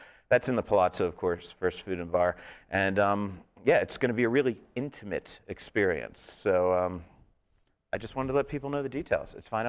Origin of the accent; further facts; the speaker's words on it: New York, United States; now in Las Vegas, United States; And I'm coming from New York, so I know some bagels.